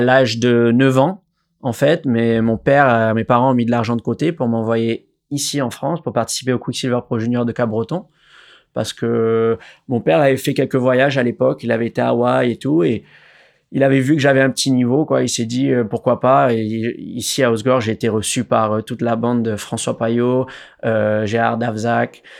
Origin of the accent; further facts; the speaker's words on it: Réunion; Alors, je suis né à La Réunion. Euh, donc j'ai la chance de grandir euh, à une rue derrière euh, la plage de Canot